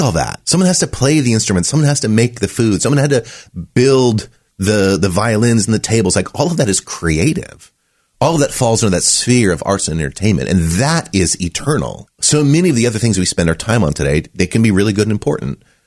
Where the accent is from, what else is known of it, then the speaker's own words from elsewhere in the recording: Running Springs, California, United States; I grew up in Southern California, a place called Running Springs